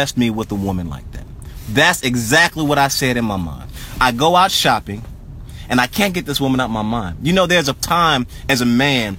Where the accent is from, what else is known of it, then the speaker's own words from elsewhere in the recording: Tennessee, United States; I'm from Tennessee